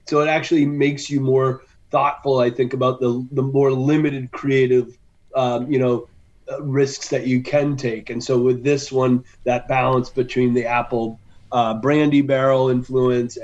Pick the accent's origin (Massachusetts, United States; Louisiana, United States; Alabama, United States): Massachusetts, United States; Western; I grew up in Western Massachusetts.